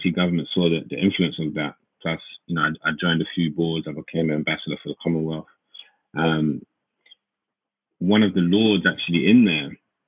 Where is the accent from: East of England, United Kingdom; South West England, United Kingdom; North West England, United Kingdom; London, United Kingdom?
London, United Kingdom; we grew up in Hackney, East London.